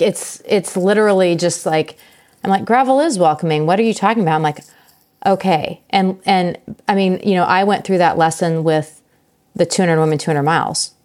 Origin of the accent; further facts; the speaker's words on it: Emporia, Kansas, United States; my hometown